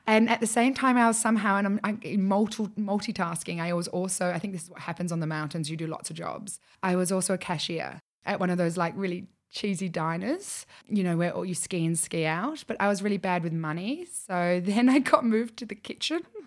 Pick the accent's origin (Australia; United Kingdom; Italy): Australia; being the Australian, or the only Australian in the room